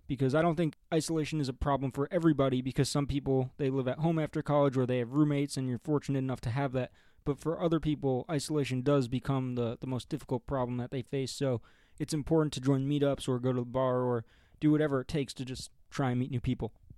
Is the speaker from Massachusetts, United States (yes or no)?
no; Oradell, New Jersey, United States; moved away as an adult; also born or lived in Ohio; now in Denver, United States; we're all from northern New Jersey, from a town called Oradell.